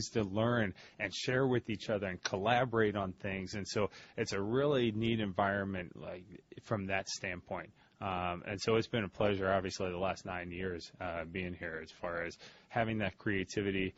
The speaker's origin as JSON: {"language": "English", "town": "St. Louis", "region": "Missouri", "country": "United States", "moved": "as an adult", "lives_now": "Ohio, United States", "said": "I'm from St. Louis originally, went to Ohio State, and I have not gone back to Missouri since"}